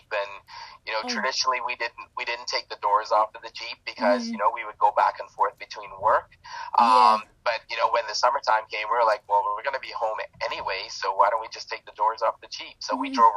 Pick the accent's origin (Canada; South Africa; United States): Canada; Toronto, Ontario; I'm from Toronto, Canada